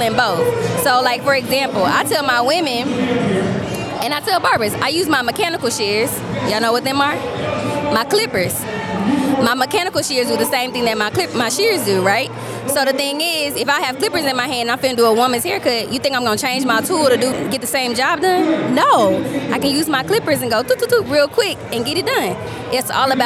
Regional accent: Houston, Texas, United States; from Houston, Texas, hairstylist

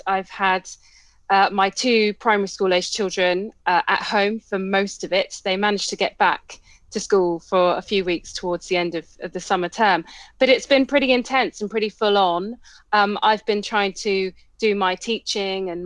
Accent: Colchester, East of England, United Kingdom; moved away as an adult; also born or lived in Cambridge / London; I'm originally from Essex, from Colchester, where I grew up, spent most of my childhood and teenage years

